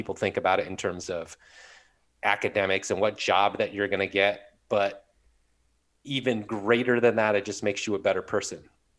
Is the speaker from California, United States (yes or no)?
yes; Southern California, United States; moved away; I was born and raised in Southern California.